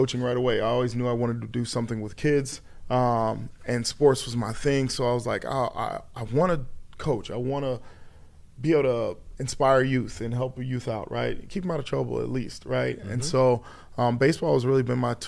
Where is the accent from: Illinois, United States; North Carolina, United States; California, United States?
Illinois, United States; Aurora; I'm born and raised in Aurora